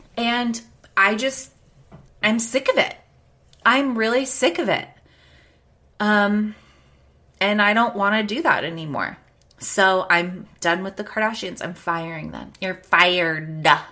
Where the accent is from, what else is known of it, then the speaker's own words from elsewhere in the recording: United States; we have as American people